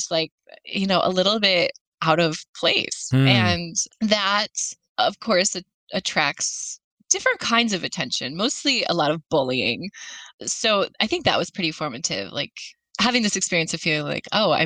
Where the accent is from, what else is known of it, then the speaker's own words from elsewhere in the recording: Flint, Michigan, United States; So I grew up just outside of Flint, Michigan, and I was the middle child of three.